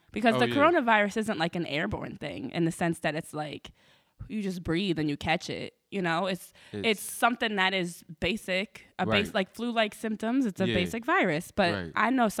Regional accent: New Jersey, United States; I'm from Jersey.

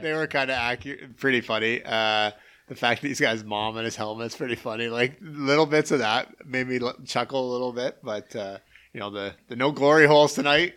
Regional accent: Canada; as a Canadian

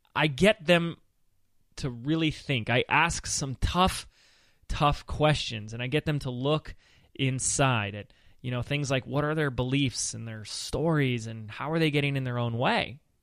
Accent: Laguna Beach, California, United States; my hometown of Laguna Beach, California

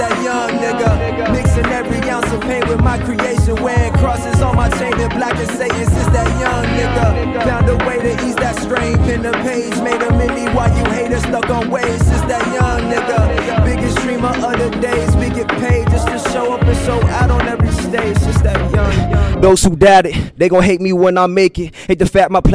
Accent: St. Petersburg, Florida, United States; I'm from St. Petersburg, Florida, right across the bridge.

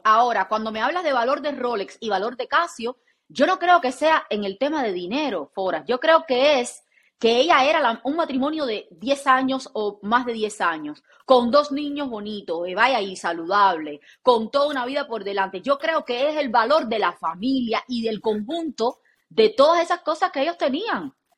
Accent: Cuba; soy cubana

